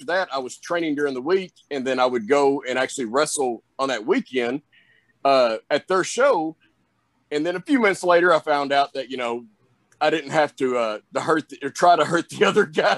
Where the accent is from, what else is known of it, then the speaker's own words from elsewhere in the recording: the South, United States; accent: Southern; I've got that Southern accent, that Southern drawl